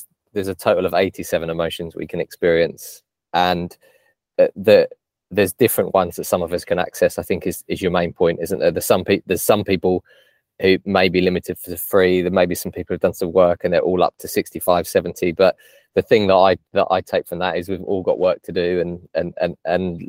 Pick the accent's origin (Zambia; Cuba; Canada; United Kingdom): United Kingdom; England; my family's Irish, but I grew up in English school